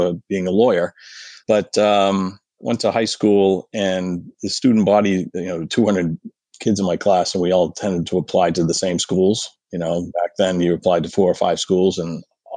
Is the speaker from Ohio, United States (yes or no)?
no; Lynn, Massachusetts, United States; moved away as an adult; now in Newport, Rhode Island, United States; I grew up in Lynn, Massachusetts, which is just north of Boston.